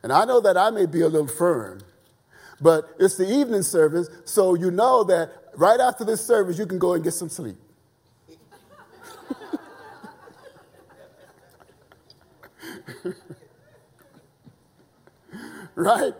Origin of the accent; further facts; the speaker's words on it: the South, United States; I was raised in the South.